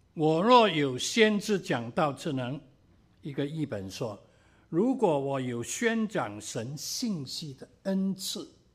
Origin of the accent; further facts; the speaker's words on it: Cantonese people, Guangdong, China; 我们广东人有时说了